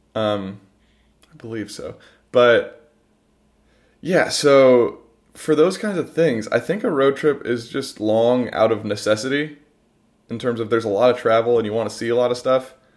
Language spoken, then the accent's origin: English; Ohio, United States; the humid summers where we're from